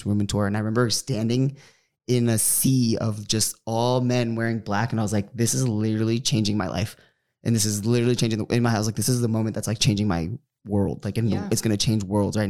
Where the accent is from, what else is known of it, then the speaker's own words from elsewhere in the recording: Bay Area, California, United States; moved away as an adult; now in Los Angeles, United States; I grew up in the Bay Area.